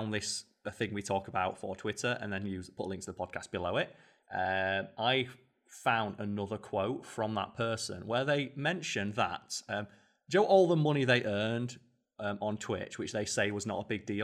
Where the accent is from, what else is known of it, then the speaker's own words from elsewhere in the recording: England, United Kingdom; We are English.